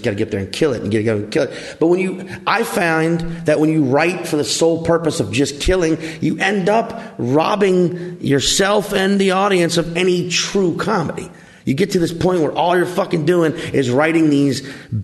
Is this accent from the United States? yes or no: yes; New Orleans, Louisiana, United States; accent: New Orleans; I grew up in southeastern Louisiana.